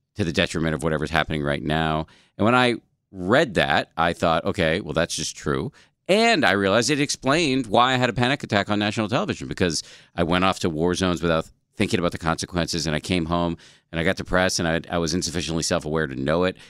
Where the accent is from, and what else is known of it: Massachusetts, United States; born or raised there